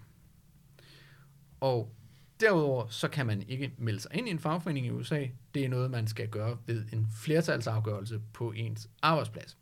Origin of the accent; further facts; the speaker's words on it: Denmark; som danskere